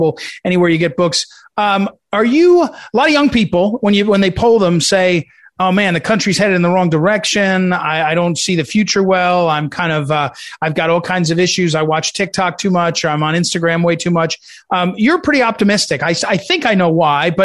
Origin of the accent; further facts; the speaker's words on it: New Jersey, United States; I grew up in New Jersey